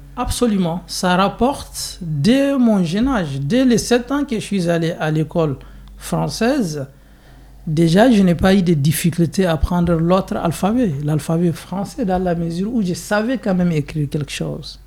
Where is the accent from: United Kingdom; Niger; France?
Niger; Zinder, Zinder Region; French is a second language; moved away as an adult; also born or lived in Egypt; now in Switzerland; je suis né au Niger, dans une ville qui s'appelle euh, Zinder. C'est encore la deuxième grande ville